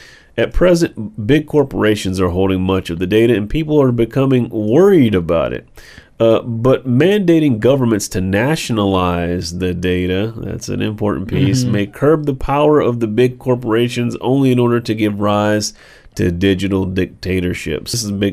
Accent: Israel; my home country of Israel is trying to build a total surveillance regime in the West Bank.

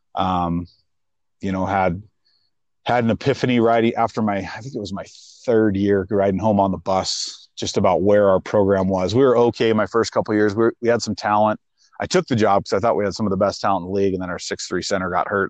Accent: Missoula, Montana, United States; I grew up in Missoula, which is one of the bigger cities.

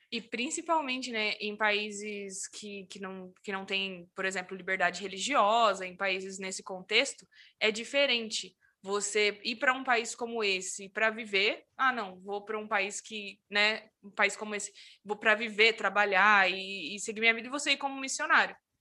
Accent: interior of São Paulo, Brazil; moved away; also born or lived in Curitiba metropolitan area; eu sou do interior de São Paulo

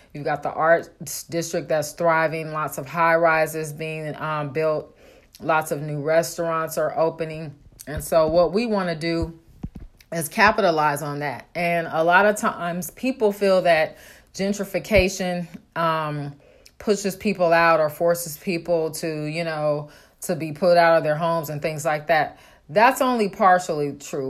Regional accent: Oakland, California, United States; moved away; I grew up in Oakland

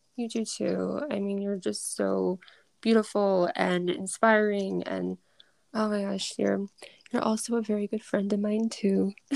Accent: Massachusetts, United States; I'm from Mass

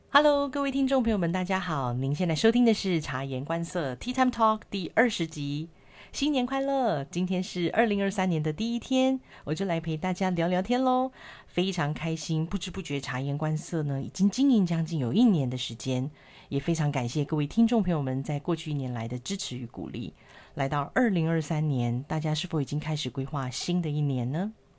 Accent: Taiwan; 我跟我老公从来都没有出国留学或是游学过，我们都是土生土长的台湾人，英文都是自己一步一步慢慢学的

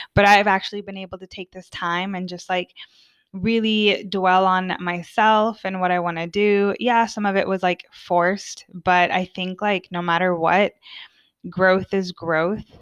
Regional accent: United States; moved away as an adult; now in Sweden; as an American, as a very talkative American

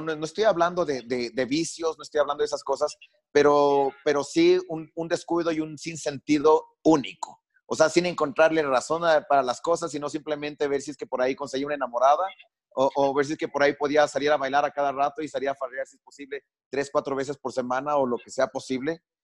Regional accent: Quito, Pichincha, Ecuador; crecí en Quito

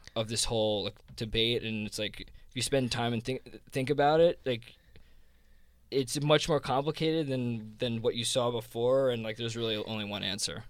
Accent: New Jersey, United States; accent: Jersey; this is my Jersey accent

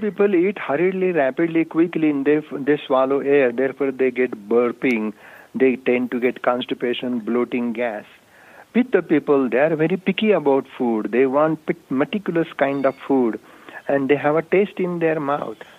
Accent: India; moved away as an adult; now in Albuquerque, United States; native from India. I was born in India brought up there

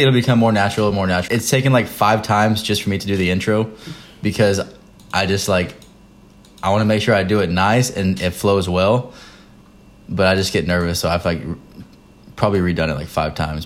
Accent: Texas, United States; moved away as an adult; now in North Carolina, United States; We're both from Texas. I'm in the military. Devin's a senior in college. Um, we live in North Carolina.

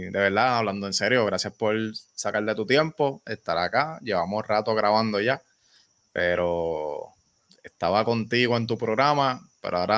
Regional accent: Ponce, Puerto Rico; born there; porque antes de representar a este pueblo maravilloso de Yauco, yo nací en Ponce, señores.

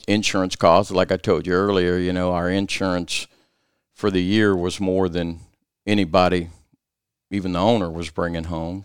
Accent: South Louisiana, United States; growing up in South Louisiana

